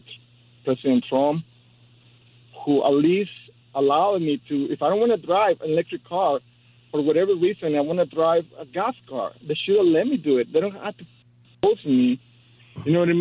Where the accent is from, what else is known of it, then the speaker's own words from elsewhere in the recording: Mexico; now in Hermosa Beach, United States; I'm from Mexico